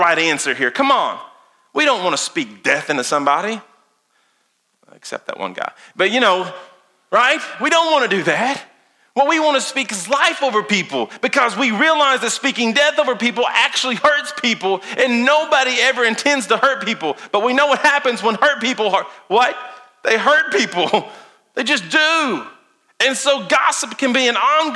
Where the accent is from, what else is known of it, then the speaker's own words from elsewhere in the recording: Lincoln County, Casey County, Garrard County, Boyle County, Kentucky, United States; we grew up around here in Lincoln County, Casey County, Garrett County, Bull County